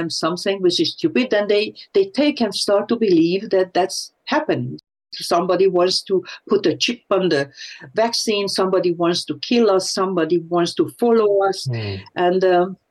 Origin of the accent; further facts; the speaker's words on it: Hungary; moved away; I was growing up in Hungary